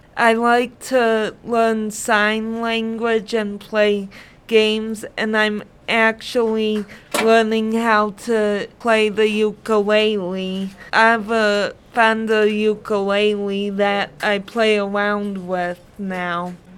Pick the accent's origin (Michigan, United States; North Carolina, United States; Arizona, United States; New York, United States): Michigan, United States; Dearborn; also born or lived in Brownstown, Michigan / Allen Park, Michigan; I grew up in Dearborn, Michigan